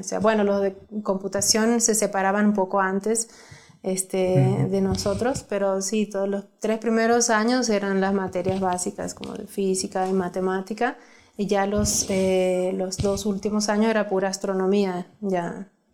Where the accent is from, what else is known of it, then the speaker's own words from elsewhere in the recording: Santiago del Estero, Argentina; yo soy de Argentina de, he nacido en una provincia que se llama Santiago del Estero